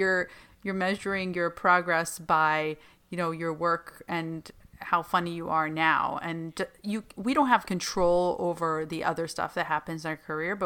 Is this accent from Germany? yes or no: no; Palestine; moved away; me growing up in Palestine in a war zone and under lockdown